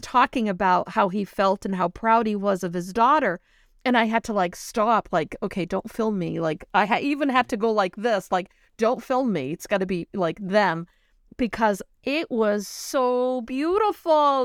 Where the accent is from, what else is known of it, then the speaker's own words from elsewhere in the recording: New Bedford, Massachusetts, United States; I grew up in New Bedford